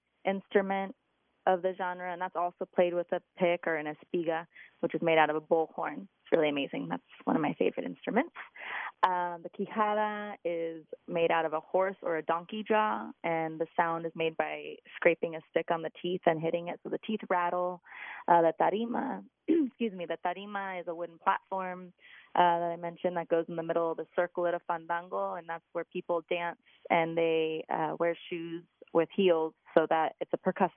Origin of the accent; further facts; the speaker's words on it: Lodi, California, United States; moved away as an adult; now in Bay Area, United States; I grew up in Lodi, and I've been in the Bay Area for about 17 years